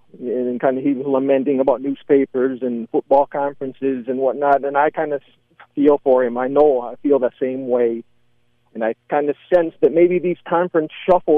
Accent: Lansing, Michigan, United States; moved away as an adult; I grew up in Lansing, Michigan. That's where I was born and raised. I lived 18 years there, my first 18 years.

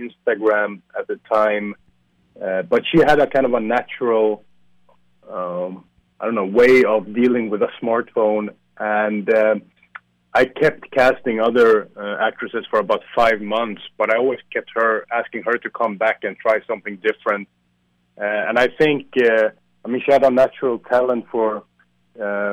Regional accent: Sweden; now in Warsaw, Poland; I'm from Sweden originally

